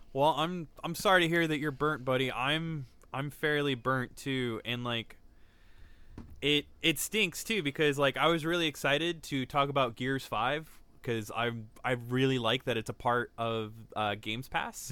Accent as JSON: {"language": "English", "country": "United States", "said": "we're American"}